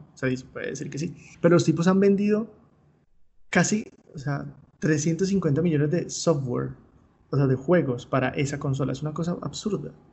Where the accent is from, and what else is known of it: Colombia